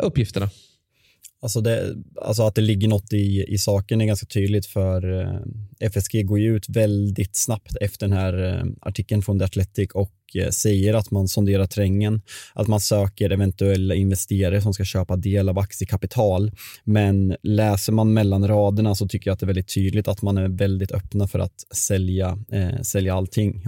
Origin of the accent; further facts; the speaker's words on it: Sweden; vi är svenskar